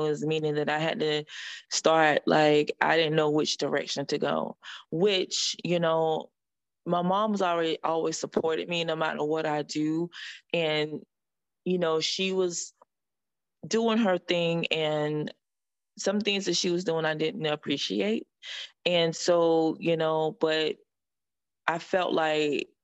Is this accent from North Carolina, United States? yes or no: yes; North Carolina, United States; moved away as an adult; also born or lived in Connecticut; now in Florida, United States; I was born in North Carolina. You know, I went to school in North Carolina. And then I left there at the age of huge early age